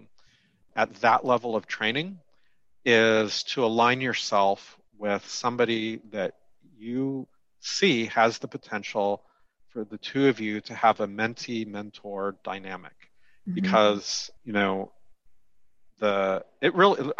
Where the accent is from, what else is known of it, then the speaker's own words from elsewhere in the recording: West Coast, United States; also born or lived in Southern California; I'm from the West Coast